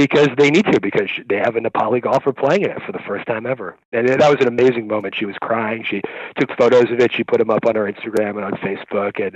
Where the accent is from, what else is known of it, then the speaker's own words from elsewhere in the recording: New York City, New York, United States; also born or lived in St Andrews; I'm from New York City. I'm a New York resident